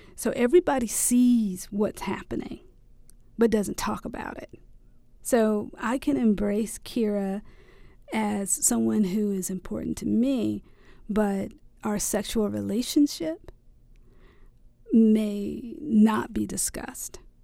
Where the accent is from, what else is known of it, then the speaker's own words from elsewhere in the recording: the South, United States; I am from the South